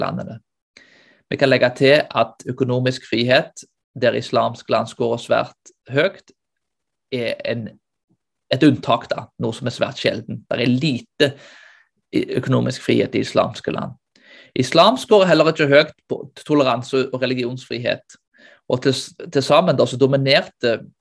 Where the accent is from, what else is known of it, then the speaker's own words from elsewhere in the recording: Norway; vi som nordmenn